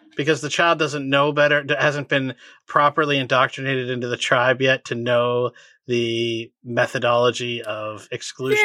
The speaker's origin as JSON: {"language": "English", "town": "Boston", "region": "Massachusetts", "country": "United States", "tie": "born or raised there"}